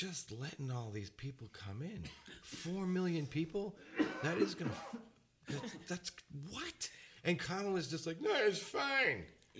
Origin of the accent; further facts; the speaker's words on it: United States; And I'm an American.